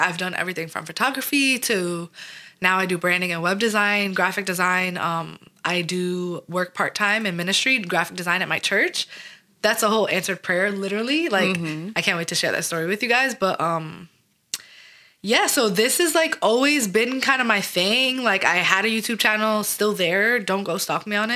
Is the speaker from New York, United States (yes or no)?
yes; New York City, New York, United States; I'm born and raised in New York, Staten Island, New York, the slums of Shaolin